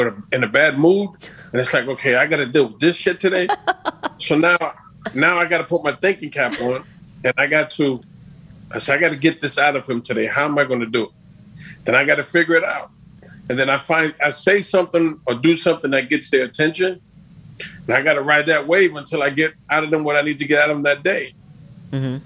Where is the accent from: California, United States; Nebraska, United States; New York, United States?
New York, United States; Long Island; my hometown in New York, in Long Island